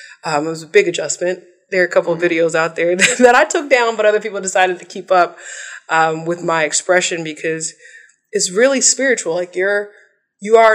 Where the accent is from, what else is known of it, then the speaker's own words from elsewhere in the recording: Washington, District of Columbia, United States; also born or lived in New York; I'm a D.C. native